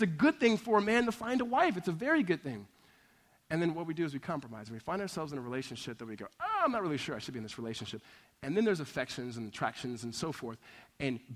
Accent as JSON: {"language": "English", "region": "Southern California", "country": "United States", "tie": "born or raised there", "said": "I grew up in Southern California"}